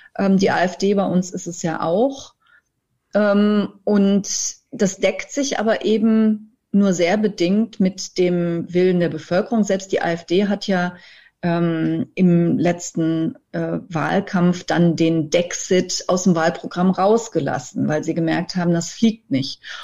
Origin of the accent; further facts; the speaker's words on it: Germany; wir als Deutsche